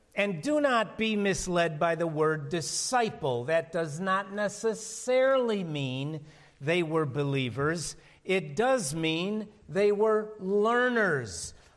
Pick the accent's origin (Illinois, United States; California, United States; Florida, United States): Illinois, United States; Chicago; I'm from Chicago